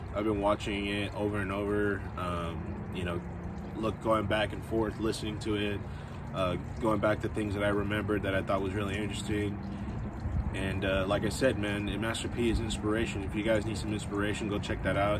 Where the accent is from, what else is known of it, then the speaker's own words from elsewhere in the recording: West Coast, United States; I'm from the West Coast